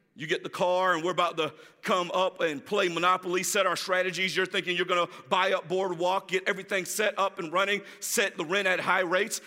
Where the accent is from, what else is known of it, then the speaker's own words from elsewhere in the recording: Jacksonville, Florida, United States; moved away as an adult; now in Orlando, United States; I'm glad to be in my hometown. I am from Jacksonville, Florida